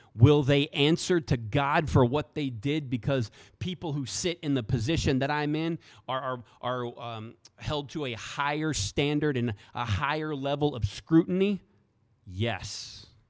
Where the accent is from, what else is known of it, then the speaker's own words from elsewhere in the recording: the South, United States; especially in the South, right? Let me pick on all the, the boys from my hometown, right? You know, what are we about? Faith, family, food, football.